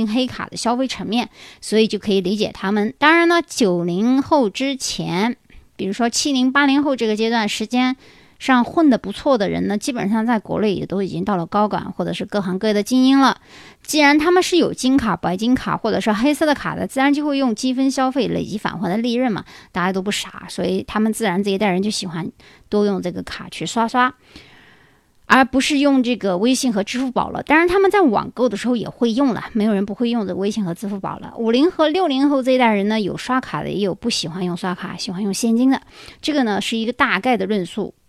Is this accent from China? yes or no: yes; China; 当然了，我们中国人啊，亚裔一般看上去都比较年轻啊